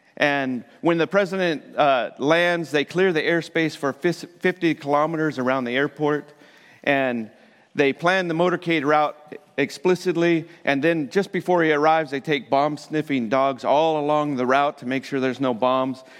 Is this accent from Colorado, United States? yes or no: yes; Colorado, United States; I'm from Colorado